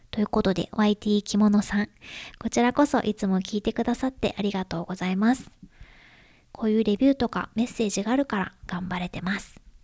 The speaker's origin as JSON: {"language": "Japanese", "country": "Japan", "moved": "yes", "lives_now": "United States", "said": "私は日本人で"}